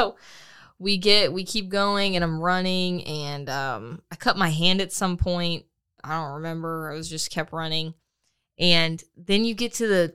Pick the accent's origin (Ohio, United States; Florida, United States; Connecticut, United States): Florida, United States; I'm from Florida